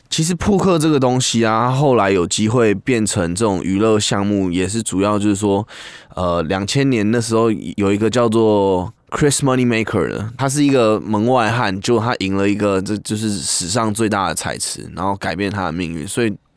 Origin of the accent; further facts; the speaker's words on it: Taiwan; 那其实跟就跟我们台湾人的意思也有一点像